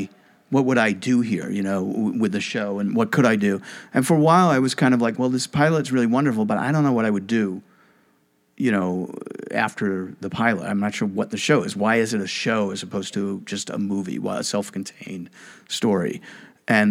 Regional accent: New York City, New York, United States; I'm from Brooklyn, not from a small town

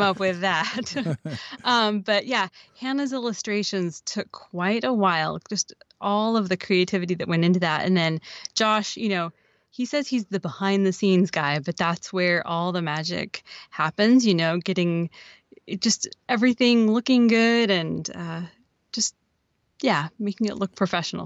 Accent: Oregon, United States; I'm from Oregon.

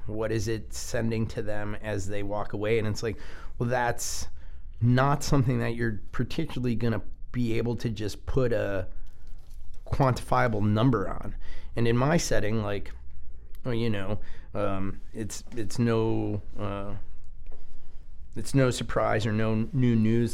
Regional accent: United States; our american culture

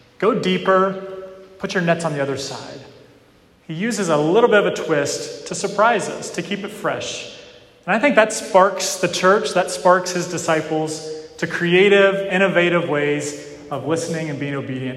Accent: Western North Carolina, United States; moved away; Where I grew up in Western North Carolina, it's known as one of the best fly fishing parts of the country

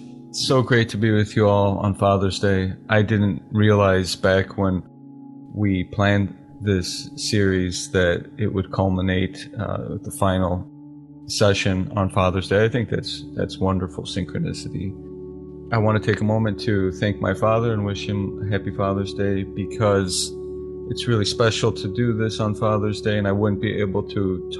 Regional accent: Oakland, California, United States; born there; He was in the military when I was born. I was born in Oakland, California, and he was often traveling overseas to Asia

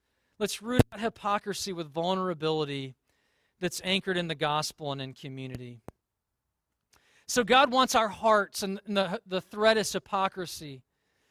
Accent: Deep South, United States; I grew up in the Deep South

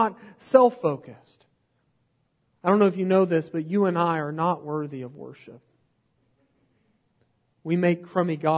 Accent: United States; I'm from Podunkville, USA

